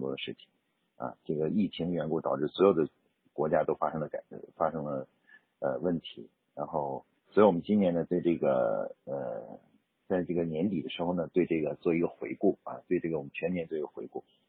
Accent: China; 我们中国人的农历年

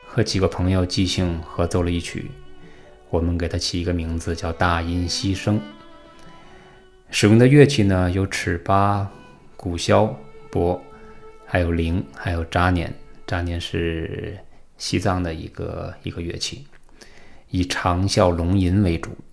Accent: China; 我们是中国人

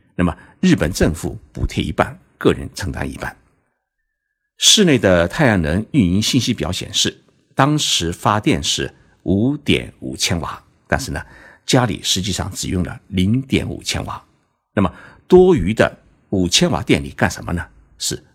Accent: China; 我们中国人

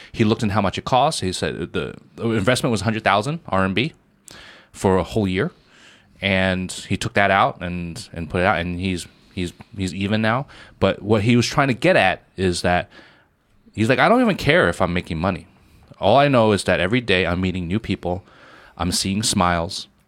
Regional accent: Shanghai, China; where are you from? I'm like, I'm from Shanghai.

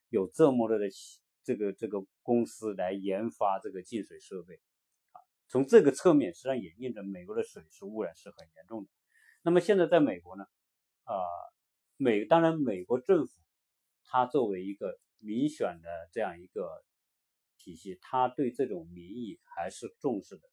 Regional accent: China; now in United States; 我们作为中国人

